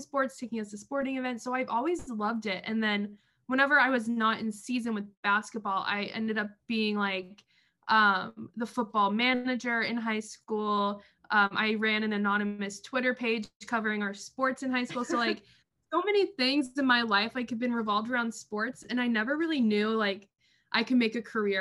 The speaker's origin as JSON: {"language": "English", "town": "Wichita", "region": "Kansas", "country": "United States", "tie": "born or raised there", "said": "I stayed at Wichita State, which was my hometown college."}